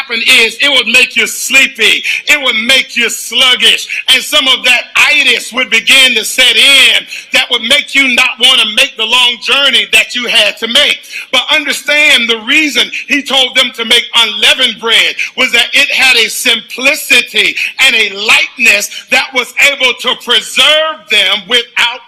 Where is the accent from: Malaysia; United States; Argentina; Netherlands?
United States; the South; as a Southerner